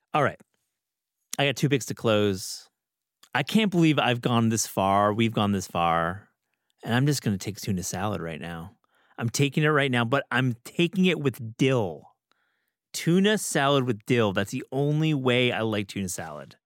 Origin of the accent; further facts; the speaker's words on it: Midwest, United States; moved away; growing up in the Midwest